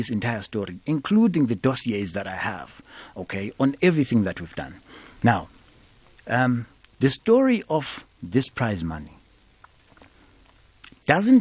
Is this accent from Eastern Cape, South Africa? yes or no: yes; Eastern Cape, South Africa; I come from the Eastern Cape.